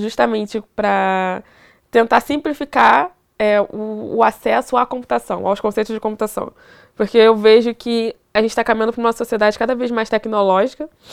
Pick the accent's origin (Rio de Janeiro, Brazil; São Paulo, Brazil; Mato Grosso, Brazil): Rio de Janeiro, Brazil; Duque de Caxias; eu sou de Duque de Caxias, Rio de Janeiro